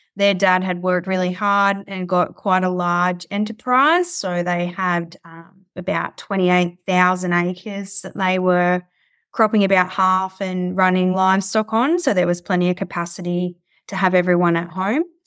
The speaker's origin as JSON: {"language": "English", "town": "Coober Pedy", "region": "South Australia", "country": "Australia", "tie": "born or raised there", "also_born_or_lived": "Clare Valley / Adelaide", "said": "I spent most of my childhood on sheep stations out near Cooper Pedy in South Australia"}